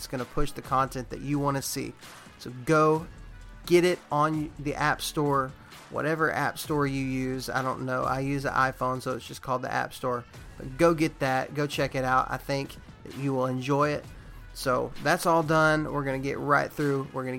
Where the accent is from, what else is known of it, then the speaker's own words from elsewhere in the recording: Texas, United States; which I'm from Texas, and that's a thing there.